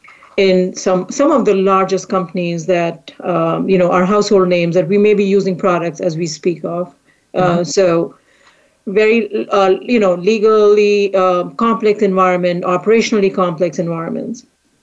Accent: India; moved away as an adult; now in United States; I came to this country from India to do a master's in artificial intelligence

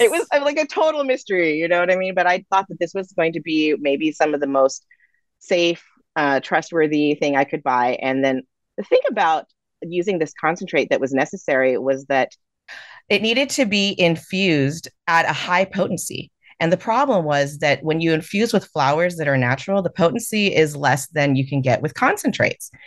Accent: California, United States; being a Californian

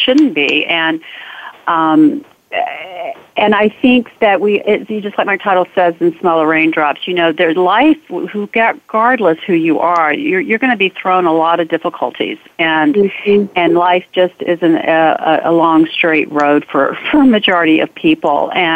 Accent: Memphis, Tennessee, United States; growing up in Memphis during the civil rights and so much segregation

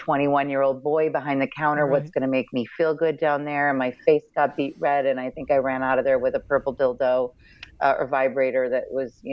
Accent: Midwest, United States; I come from the Midwest and was raised in a very religious upbringing

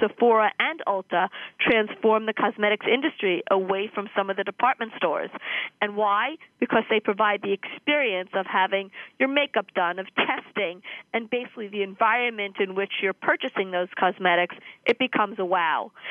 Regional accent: New York, United States; born or raised there

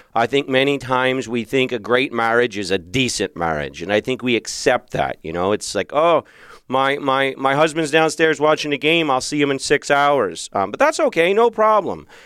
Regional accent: Philadelphia, Pennsylvania, United States; now in Arizona, United States; I grew up in Philadelphia

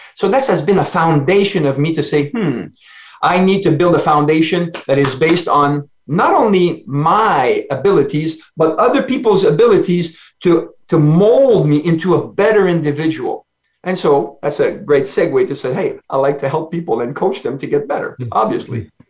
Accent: Ontario, Canada; accent: French; English is a second language; home is Ontario, Canada. I'm a French Canadian

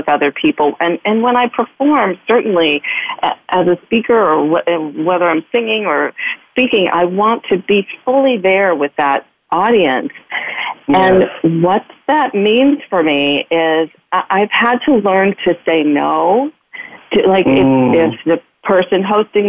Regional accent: Midwest, United States; I'm a girl from the Midwest who is raised to be nice at all costs

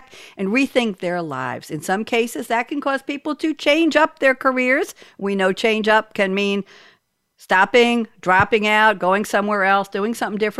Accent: Long Island, New York, United States; also born or lived in Great Neck; I'm a Long Island girl.

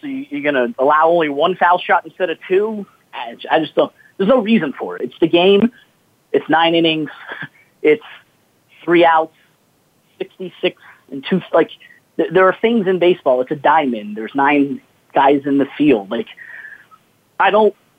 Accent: South Florida, United States; I grew up in South Florida

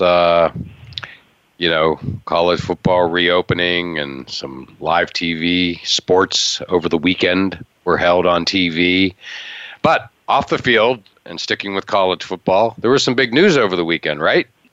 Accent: half an hour from Penn State, Pennsylvania, United States; growing up in uh, half an hour from Penn State, but only just as importantly, an hour and a half from the Maryland border, uh, growing up in Pennsylvania

